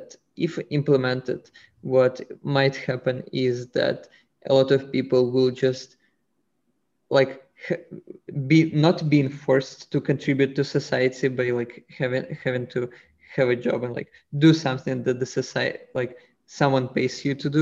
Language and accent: English; Russia; moved away; I'm originally from Russia